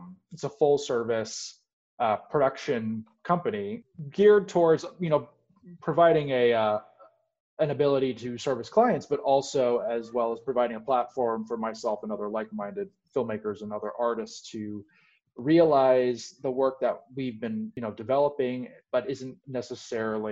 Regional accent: Portland, Oregon, United States; moved away as an adult; I was born in Portland, Oregon, lived there for the entirety of my pre-college adult life.

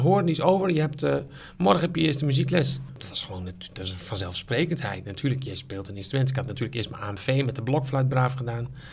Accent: Sneek, Friesland, Netherlands; moved away as an adult; also born or lived in Zwolle; Ik kom uit Friesland, geboren in Sneek

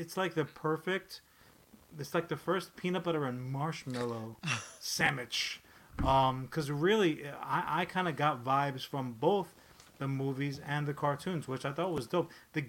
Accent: New York City, New York, United States; the floor model encased in oak television that we had growing up in Brooklyn.

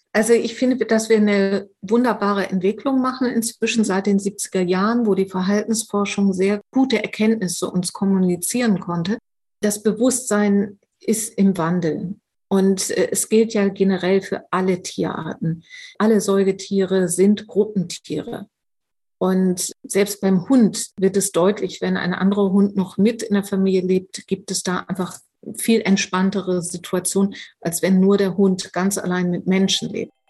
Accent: Germany

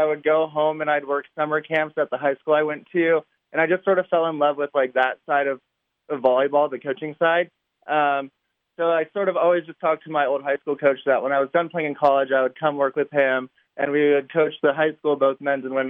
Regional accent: Huntington Beach, California, United States; moved away; I grew up in Huntington Beach

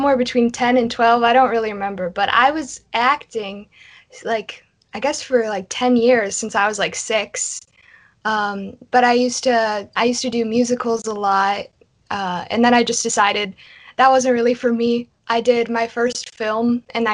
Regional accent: Ohio, United States; I'm an actress from Ohio, and I do just a lot of local film and stuff

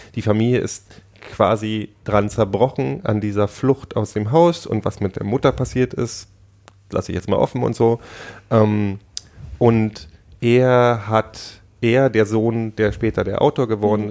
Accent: Frankfurt, Brandenburg, Germany; ich bin in Frankfurt Oder aufgewachsen

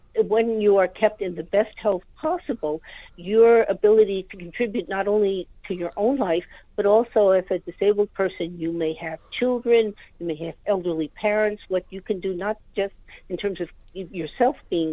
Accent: United States; now in United Kingdom; you might be able to tell from my accent, I'm myself from the United States.

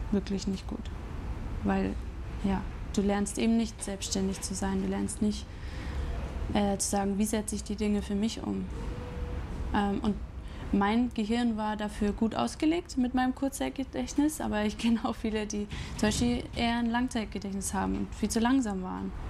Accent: Grafing, Bavaria, Germany; also born or lived in Chiemsee; now in Munich, Germany; ich bin in Grafing aufgewachsen, mhm. Also bei München. Mhm. Dann war ich acht Jahre im Chiemsee und dann wieder hier

